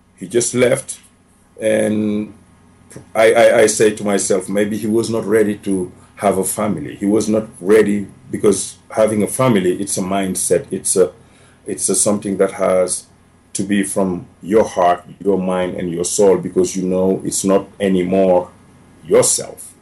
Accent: Dakar, Senegal; English is a second language; moved away as an adult; also born or lived in Libya; now in Denver, United States; originally, I came from Senegal, West Africa. It's a small country of 13 million people, uh, all the French colonization. I grew up uh, 30 miles from the capital, Dakar

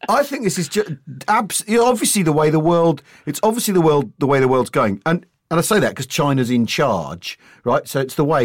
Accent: United Kingdom; right I am because because well, well, we're British.

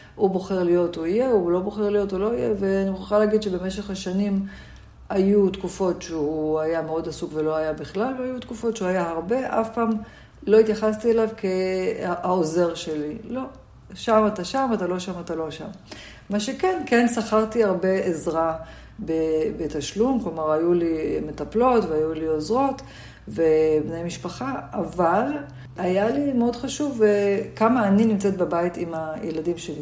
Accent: Jerusalem, Jerusalem District, Israel; also born or lived in Tel Aviv; גדלתי בירושלים

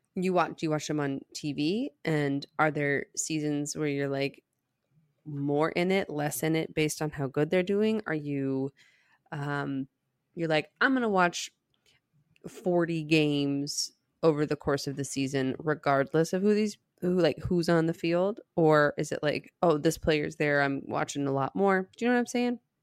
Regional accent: Dallas, Texas, United States; I'm from Dallas

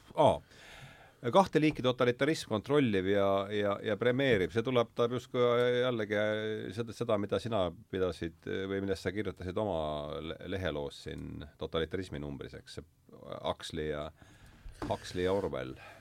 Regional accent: Estonia; meie sündisime ikkagi Nõukogude Liidus ja nüüd on see riik, elame me Eesti Vabariigis

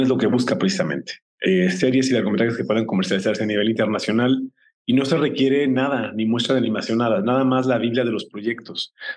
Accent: Mexico; como, como mexicanos

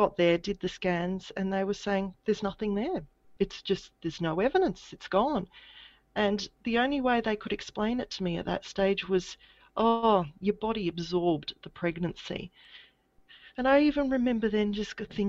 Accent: Adelaide, South Australia, Australia; now in Brisbane, Australia; I grew up in Adelaide in South Australia

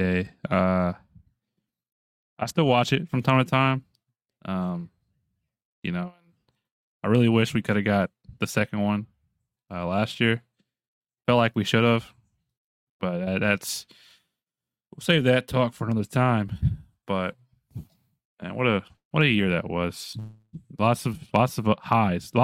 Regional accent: Kentucky, United States; I'm from Kentucky.

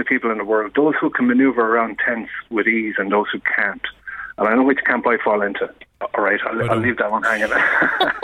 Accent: Cahir, Munster, Ireland; moved away; I'm from Tipperary, and I go home for Christmas

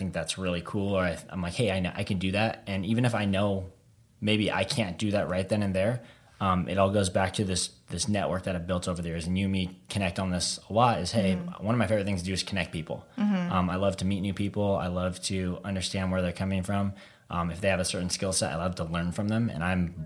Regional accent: Hollister, California, United States; In my hometown, Hollister, at my house

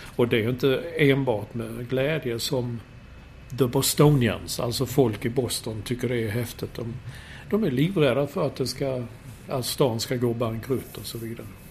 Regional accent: Sweden; som svensk

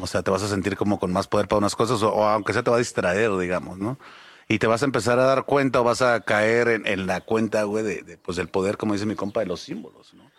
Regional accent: Mexico; tenemos como mexicanos

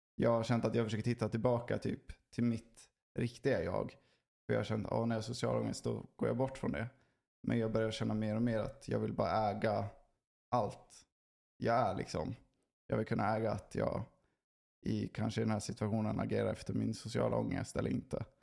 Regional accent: Sweden; vi är inte en social kultur, Sverige.

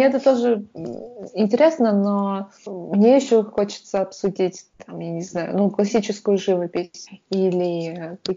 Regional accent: Russia; moved away as an adult; also born or lived in Tatarstan / Perm / Saint Petersburg; что я I'm from Russia

